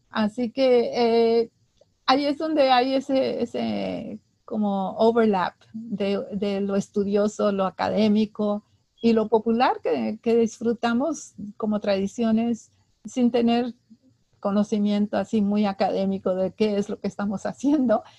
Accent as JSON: {"language": "Spanish", "town": "Laredo", "region": "Texas", "country": "United States", "moved": "yes", "said": "en Laredo, de donde yo soy, en Laredo, Texas, en la mera frontera con México."}